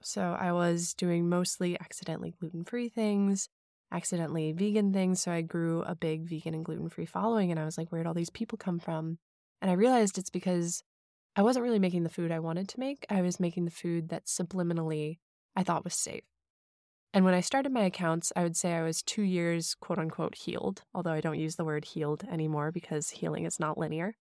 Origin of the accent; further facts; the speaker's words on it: St. Louis, Missouri, United States; also born or lived in Hong Kong; I grew up in Saint Louis, Missouri, but then for about five to six years in the middle of my childhood, we were expats in Hong Kong